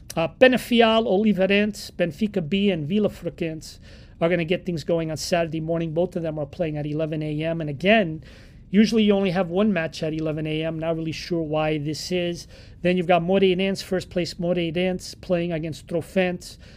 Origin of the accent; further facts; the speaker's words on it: New York, United States; I grew up here in New York